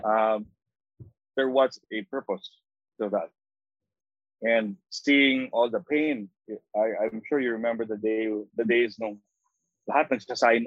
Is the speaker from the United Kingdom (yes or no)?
no; Philippines; I'm a Filipino, mm I've traveled uh, 13 hours from Manila